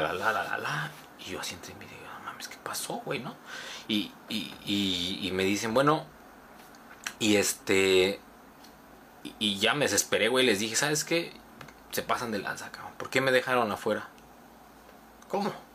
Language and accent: Spanish; Cuernavaca, Morelos, Mexico; Yo soy el de Cuernavaca